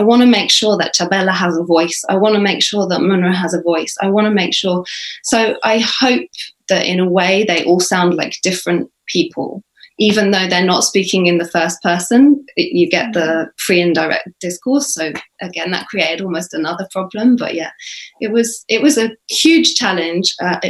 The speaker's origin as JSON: {"language": "English", "country": "United Kingdom", "accent": "British English", "said": "And I'm British, and that's my English, obviously inflected with American influences, Australian influences, but I speak British English."}